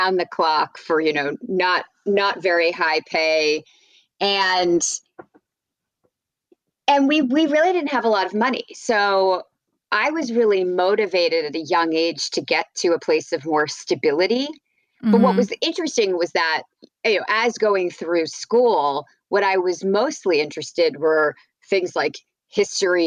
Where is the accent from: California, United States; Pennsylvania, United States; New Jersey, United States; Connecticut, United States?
New Jersey, United States; New Brunswick; moved away; I grew up in New Jersey